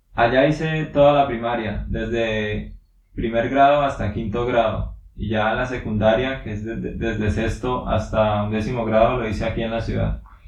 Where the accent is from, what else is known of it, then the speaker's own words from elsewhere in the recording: Suaita, Santander, Colombia; soy de aquí de Colombia, nací en un pueblo que se llama Suaita y es de Santander también